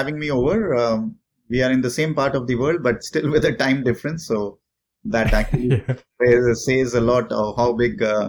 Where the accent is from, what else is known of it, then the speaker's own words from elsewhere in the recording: India; moved away as an adult; also born or lived in Paris; now in Singapore; I am based in Singapore. I've been living in Singapore for the last 15 years. I'm an Indian national, but I've been outside of India now for the last 20 plus years.